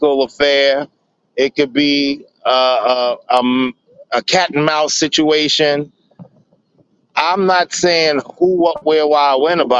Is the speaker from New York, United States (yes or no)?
yes; New York City, New York, United States; The kids in my neighborhood in Brownsville, because I'm from Brownsville, Brooklyn